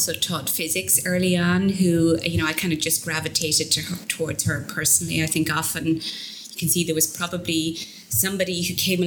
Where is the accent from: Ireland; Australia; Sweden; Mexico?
Ireland; southeast Ireland; moved away as an adult; now in Boston, United States; I was born in Ireland, grew up in Ireland, in the southeast